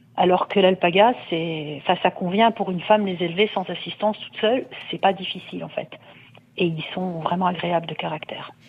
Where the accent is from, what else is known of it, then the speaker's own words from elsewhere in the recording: northern France, France; now in Côte-d'Or, France; je viens du nord de la France et mon père avait des moutons